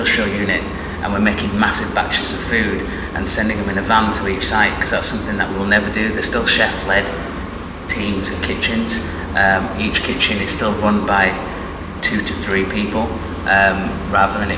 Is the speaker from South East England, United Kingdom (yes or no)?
no; Bradford, Yorkshire and the Humber, United Kingdom; both … and I, we grew up in Bradford